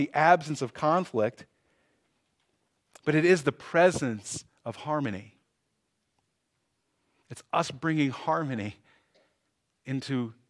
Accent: Cleveland, Ohio, United States; So when I was young, I grew up in Cleveland, Ohio.

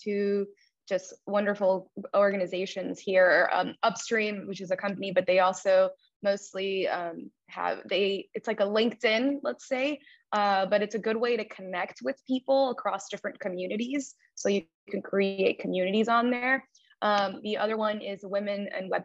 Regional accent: Miami, Florida, United States; also born or lived in Cuba; I immigrated to this country from Cuba when I was about 5 years old. And I lived in Miami basically all of my life. I was raised here for the most part

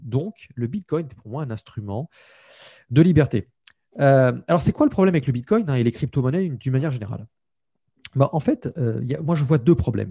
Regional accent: France; je suis un Français

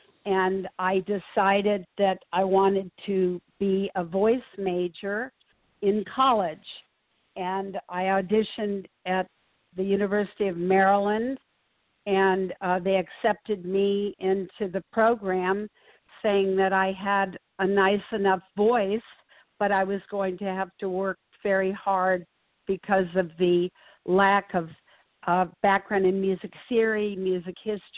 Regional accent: South Korea; also born or lived in Japan; I was a third culture kid. I was growing up in South Korea and was actually born in Japan.

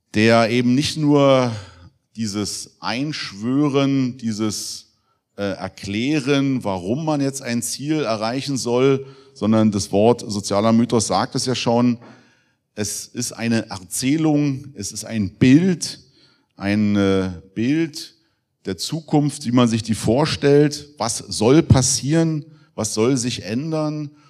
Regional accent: Germany; als Deutsche leben zu dürfen

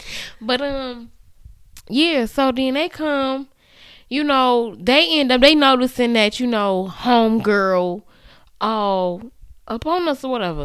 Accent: Canada; I'm a mom. I have three kids. I'm from Canada.

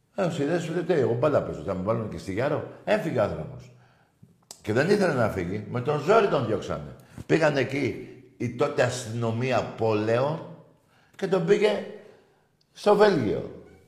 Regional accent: Greece; η Ελλάδα, η σημαία μου, η πατρίδα μου

